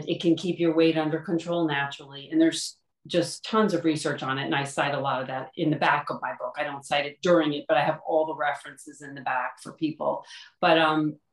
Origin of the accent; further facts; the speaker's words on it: Huntington, New York, United States; moved away as an adult; grew up here and then came back.